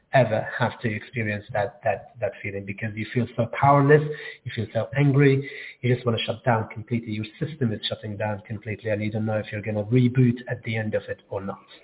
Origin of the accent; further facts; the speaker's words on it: Gaza, Gaza Strip, Palestine; now in London, United Kingdom; I grew up in Gaza and I moved to London in 2002